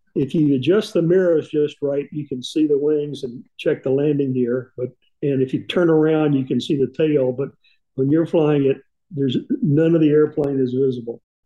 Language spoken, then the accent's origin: English; East Tennessee, United States; growing up in East Tennessee